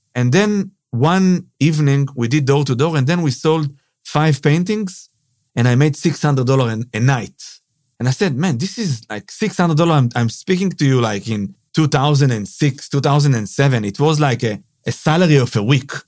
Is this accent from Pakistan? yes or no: no; Israel; moved away as an adult; now in Sydney, Australia; I'm from Israel, yeah. Born and raised in Israel.